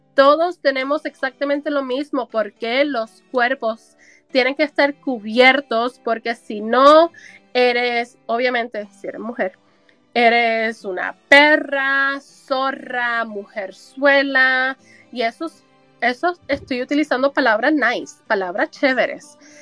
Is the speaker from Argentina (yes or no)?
no; Puerto Rico; moved away as an adult; now in United States; hace 20 años más o menos que yo salí del sistema educativo de Puerto Rico de educación, educación pública